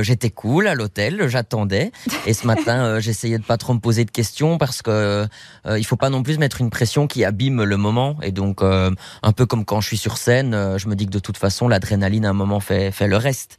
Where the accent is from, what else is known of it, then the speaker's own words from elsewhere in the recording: Belgium; en tant que Belge